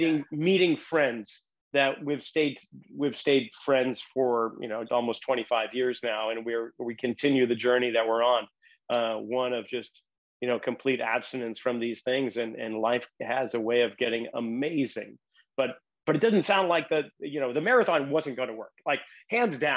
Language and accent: English; Boston, Massachusetts, United States; moved away; growing up in the Irish Roman Catholic suburbs of Boston